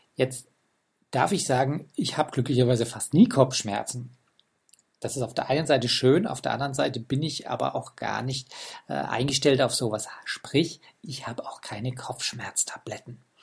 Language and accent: German; Germany; bei uns in Deutschland